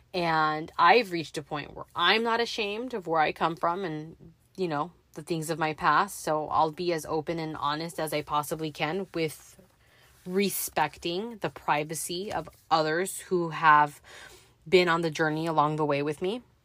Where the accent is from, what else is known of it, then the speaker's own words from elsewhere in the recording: Los Angeles, California, United States; I was raised in the San Fernando Valley, born in Mission Hills